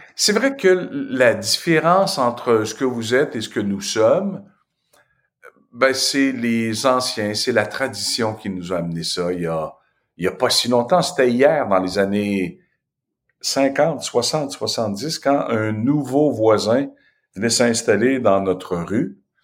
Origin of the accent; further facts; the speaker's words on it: Asbestos, Quebec, Canada; il n'y avait pas de Noir qui était débarqué dans mon patelin